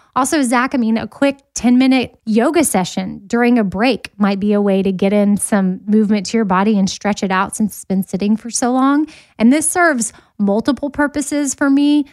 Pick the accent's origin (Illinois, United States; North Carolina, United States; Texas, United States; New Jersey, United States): Texas, United States; Austin; moved away as an adult; now in Nashville, United States; I was born and raised in Austin, Texas, and didn't move to Nashville until two thousand thirteen